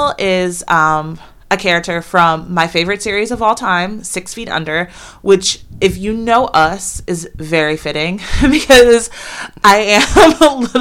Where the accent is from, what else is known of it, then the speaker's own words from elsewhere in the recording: Fairfax County, Northern Virginia, United States; moved away as an adult; also born or lived in Charlotte; I grew up in Northern Virginia in Fairfax County